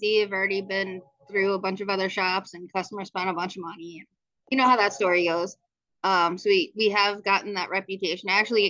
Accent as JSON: {"language": "English", "region": "New York", "country": "United States", "moved": "yes", "said": "originally I was in New York. So when I moved from New York and came out here, there was a discrepancy in how I wanted to work"}